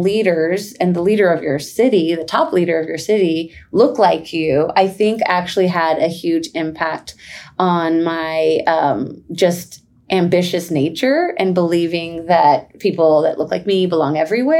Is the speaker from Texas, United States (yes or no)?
yes; San Antonio, Texas, United States; moved away as an adult; also born or lived in Bloomington, Indiana / Washington, D.C. / Austin, Texas; now in Fort Worth, United States; originally I'm from San Antonio. I am the daughter of two Mexican immigrants who just grew up humble beginnings